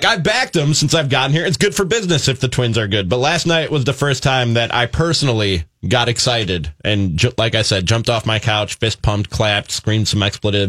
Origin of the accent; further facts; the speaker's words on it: Milwaukee, Wisconsin, United States; also born or lived in Chicago, United States; I was brought here from Milwaukee by way of Chicago. So grew up a Cubs fan